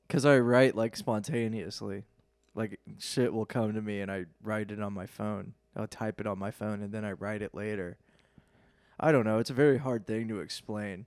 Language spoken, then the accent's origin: English; Lafayette, Indiana, United States; moved away as an adult; now in Cincinnati, United States; I'm from Lafayette, Indiana